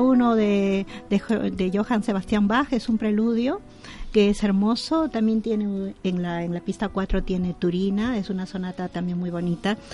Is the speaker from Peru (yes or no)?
yes; Peru; now in Spain; yo soy de origen peruana